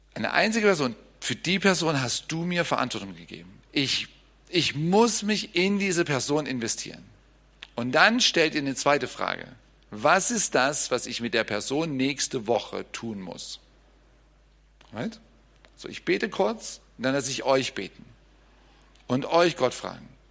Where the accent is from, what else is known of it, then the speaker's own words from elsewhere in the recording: Germany; als Deutscher